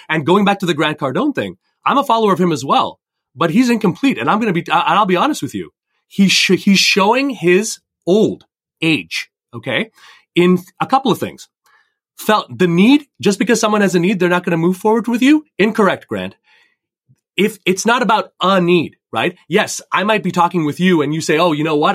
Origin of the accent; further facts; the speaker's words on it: Canada; also born or lived in India (ancestry); now in Fairport, United States; I come from Indian immigrants growing up in Canada